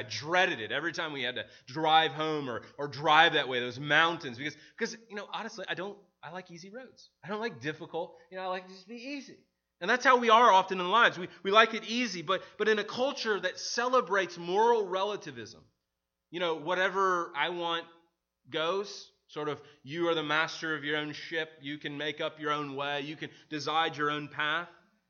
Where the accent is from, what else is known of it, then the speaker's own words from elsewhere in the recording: Midwest, United States; now in Maryland, United States; I remember when I moved from the Midwest to Maryland. One of the things was this aspect of hills. So if you've ever been to the Midwest, we don't have a lot of hills.